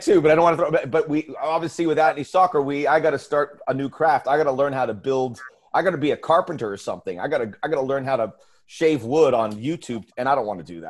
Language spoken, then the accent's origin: English; Miami, Florida, United States; I grew up in Miami, driving down Arthur Godfrey and seeing the Miami Herald right there on the bay